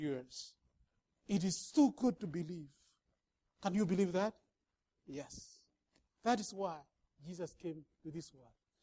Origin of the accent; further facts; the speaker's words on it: Kenya; now in Minnesota, United States; I come from Kenya